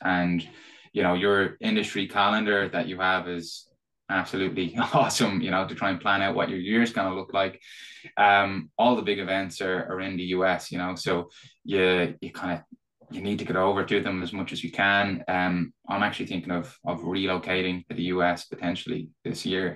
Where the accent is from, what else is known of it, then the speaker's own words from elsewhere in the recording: Ireland; probably tell from my accent. Uh, so I'm Irish. I'm based here in Dublin.